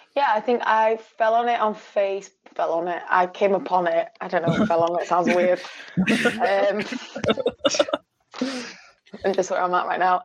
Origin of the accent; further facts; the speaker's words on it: Sheffield, Yorkshire and the Humber, United Kingdom; now in Glasgow, United Kingdom; I live in Glasgow at the moment, but I'm from Sheffield